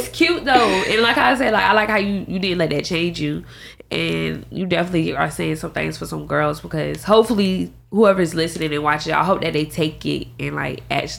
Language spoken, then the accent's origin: English; the South, United States; And then we're Southern women too. We're from the South